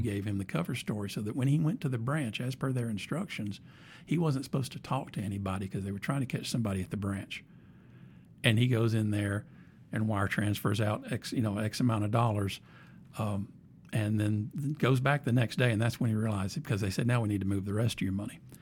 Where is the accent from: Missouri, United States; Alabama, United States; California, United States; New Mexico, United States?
Alabama, United States; Anniston; I'm from Anniston